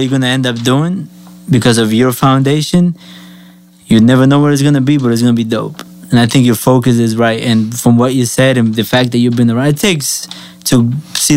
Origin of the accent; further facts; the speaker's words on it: Colombia; now in United States; I'm Colombian.